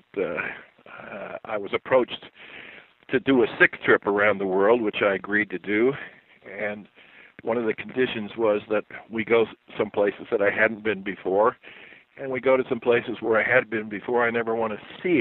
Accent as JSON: {"language": "English", "town": "Yellowtail", "region": "Montana", "country": "United States", "said": "I'm from Yellowtail, Montana, which is in the Bighorn Mountains"}